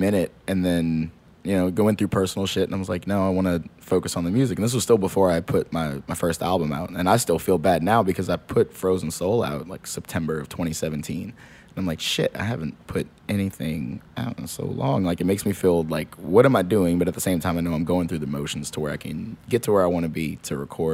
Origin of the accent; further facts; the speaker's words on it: New Orleans, Louisiana, United States; also born or lived in Texas; I grew up in Gentilly, right off of what was it, Fillmore and Elysian Fields